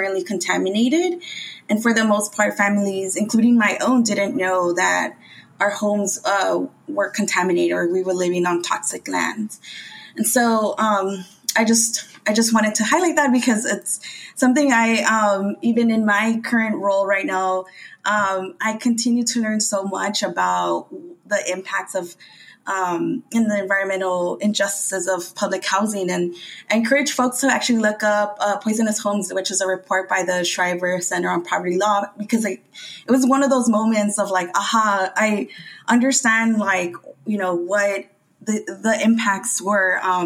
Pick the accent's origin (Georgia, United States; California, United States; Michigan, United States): California, United States; Los Angeles; I'm from Boyle Heights. It's a Latina immigrant community filled with so much great food and community